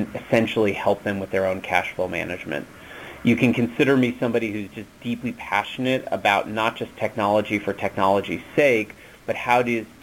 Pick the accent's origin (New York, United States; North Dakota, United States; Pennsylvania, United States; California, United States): California, United States; Los Angeles; I grew up in Los Angeles